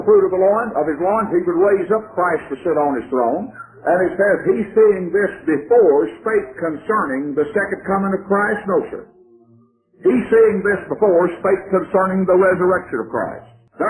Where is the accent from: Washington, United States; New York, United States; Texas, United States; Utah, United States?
Texas, United States; I'm from Texas.